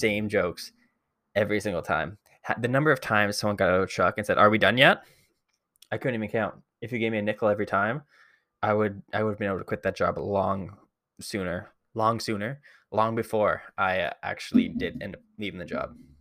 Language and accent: English; Barrie, Ontario, Canada; I'm from Barrie originally